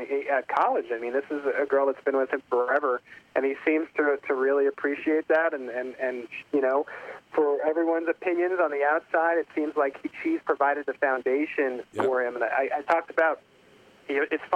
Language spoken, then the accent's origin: English; New York, United States; moved away as an adult; now in Kansas City, United States; I'm actually originally from New York. Ended up in Kansas City from an internship